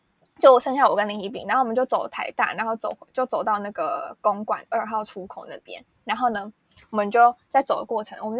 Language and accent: Chinese; Taipei, Taiwan; 我台北人